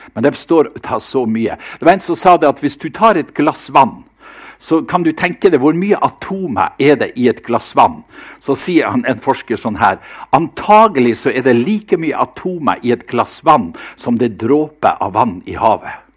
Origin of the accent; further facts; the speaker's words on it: Seløya, Nordland, Norway; på Seløya, der jeg, der jeg vokste opp